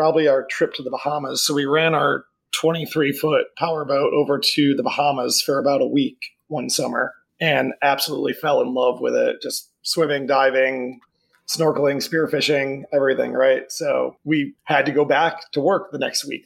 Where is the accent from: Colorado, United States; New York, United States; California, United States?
New York, United States; Syracuse; moved away as an adult; also born or lived in Albany, New York / Florida; now in Merritt Island, United States; I'm from upstate New York originally. I grew up just outside of Syracuse